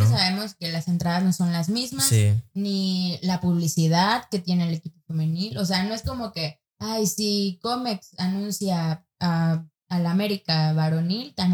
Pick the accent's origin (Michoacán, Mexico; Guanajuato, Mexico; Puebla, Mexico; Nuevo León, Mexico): Nuevo León, Mexico; San Nicolás de los Garza; No, San Nicolás es, acá, es entre lo barrio y, lo fresco.